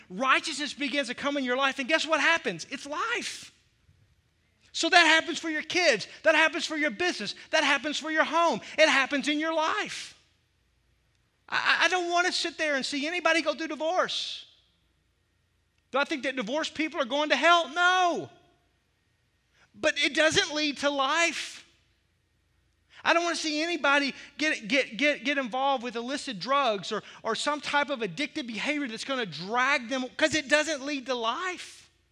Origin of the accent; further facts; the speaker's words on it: the South, United States; I grew up in the South